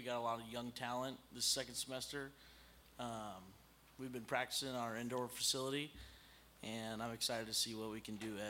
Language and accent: English; Sahuarita, Arizona, United States; I'm from Saudita, Arizona, and I'm on the golf team.